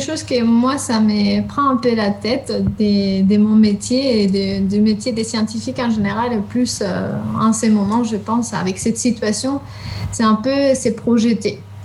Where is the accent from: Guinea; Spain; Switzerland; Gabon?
Spain; French is a second language; moved away as an adult; also born or lived in southern Spain / England; now in France; je suis espagnole